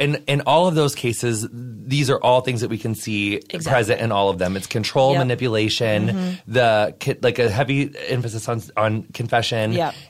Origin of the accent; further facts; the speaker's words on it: St. Louis, Missouri, United States; moved away; I found this group in my hometown because I was like living in St. Louis at the time.